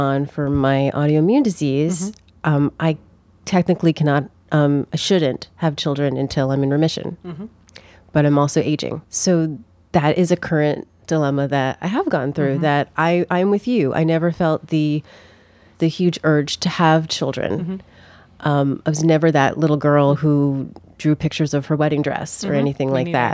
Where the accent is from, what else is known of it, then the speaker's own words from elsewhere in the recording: New Jersey, United States; I'm from Jersey